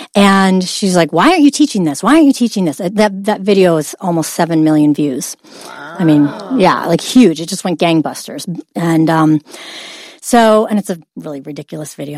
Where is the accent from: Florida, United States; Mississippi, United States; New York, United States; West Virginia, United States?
New York, United States; Oswego; Upstate New York, a little town called Oswego.